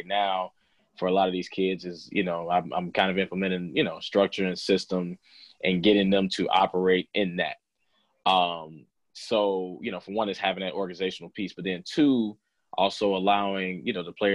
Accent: Gary, Indiana, United States; we both from Gary, Indiana, I come from Tolleston

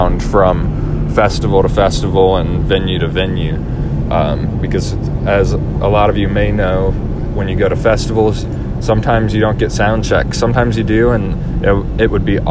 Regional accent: St. Louis, Missouri, United States; Locally in my hometown, I am mixing at a few different places. I'm doing a church this weekend

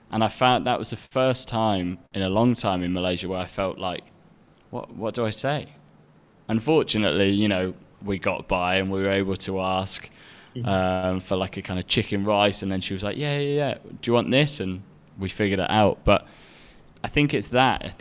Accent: Egypt; Now I came, you know, I came from Egypt, so having certain uh, Western supermarkets and restaurants and things with within easy access was actually like a really big thing

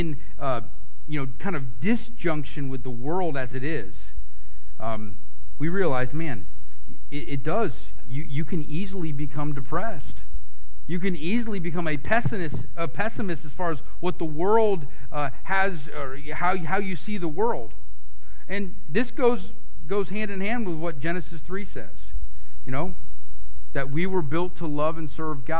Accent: United States; We're American, right? We're Western people

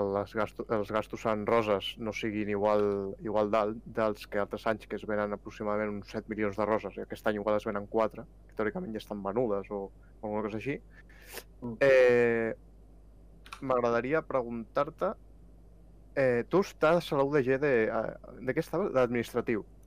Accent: Catalonia, Spain; com a bon català

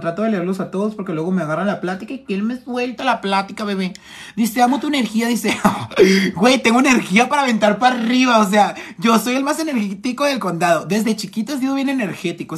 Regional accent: Tijuana, Baja California, Mexico; Estoy de aquí, Tijuana

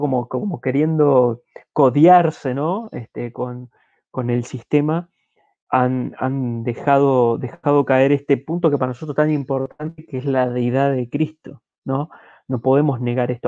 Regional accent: Uruguay; como uruguayos

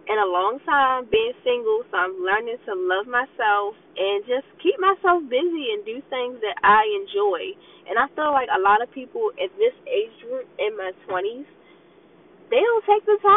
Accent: Baltimore, Maryland, United States; growing up in Baltimore

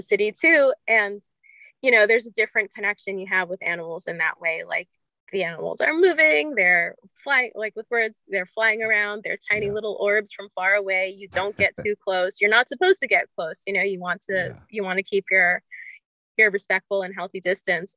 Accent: Miami, Florida, United States; now in New York City, United States; I grew up in Miami and now I live in New York

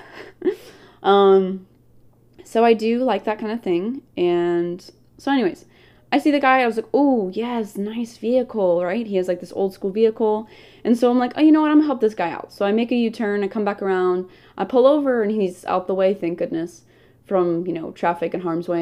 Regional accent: United States

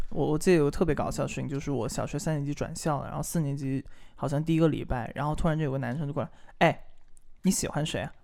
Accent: Guangdong, China; 我们广东人打篮球

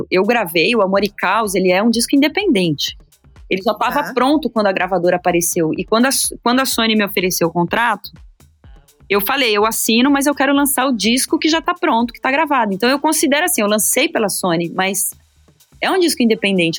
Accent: São Paulo, Brazil; Eu nasci no bairro de Itaim Bibi, numa época que o Itaim não era esse bairro Faria Limers de hoje

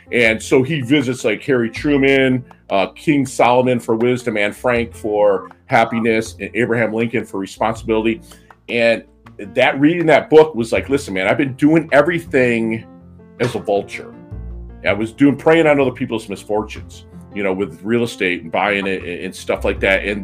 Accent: Philippines; born there; And I was born in 1972 in the Philippine Islands.

